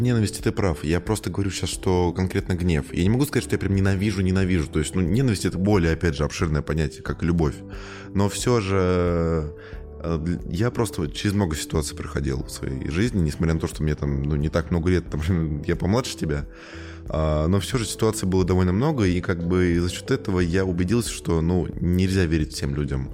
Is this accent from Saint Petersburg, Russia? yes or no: no; Tula, Tula Oblast, Russia; я сам из Тулы